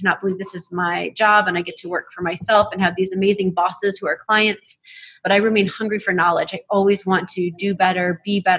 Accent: LaSalle, Illinois, United States; It is LaSalle, Illinois. Okay. Central Illinois.

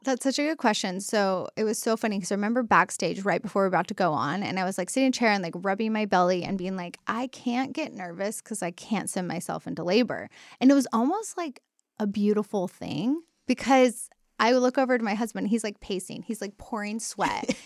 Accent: Dallas, Texas, United States; also born or lived in Denton, Texas; now in Austin, United States; grew up in, like, Dal-, North Texas, like, Dallas area, went to school in Denton.

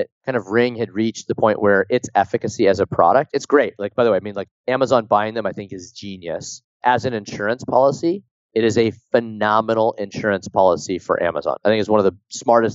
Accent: Pleasanton, California, United States; my hometown in Pleasanton

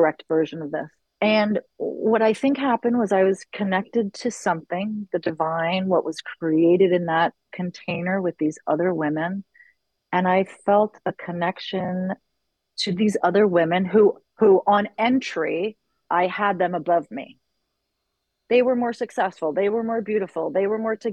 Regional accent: New York City, New York, United States; moved away as an adult; now in Los Angeles, United States; I was born and raised in New York City, in the city, in the West Village.

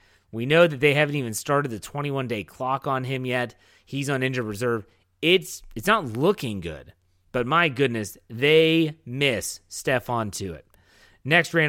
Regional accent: Wheeling, West Virginia, United States; Wheeling Central Catholic High School, where I attended high school.

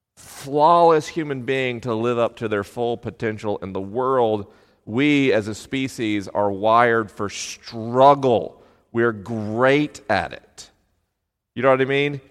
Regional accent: Tallahassee, Florida, United States; moved away; I was popular at school in Tallahassee, Florida, home of the Seminoles

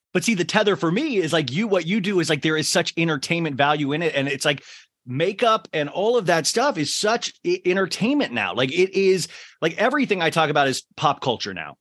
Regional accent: Kansas, United States; now in Los Angeles, United States; I grew up in Kansas

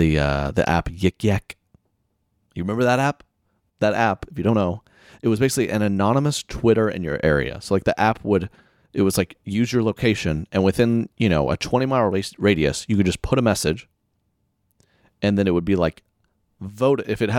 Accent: Oklahoma, United States; I'm from Oklahoma.

